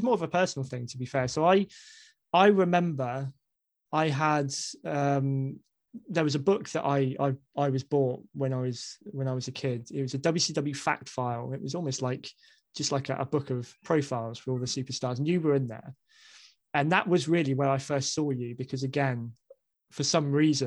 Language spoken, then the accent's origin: English; Basingstoke, South East England, United Kingdom; Basingstoke, which is my hometown